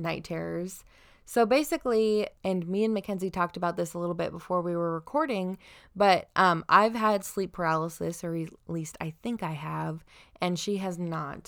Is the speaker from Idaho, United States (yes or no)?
yes; Southern Idaho, United States; now in Washington, United States; we're from Southern Idaho at first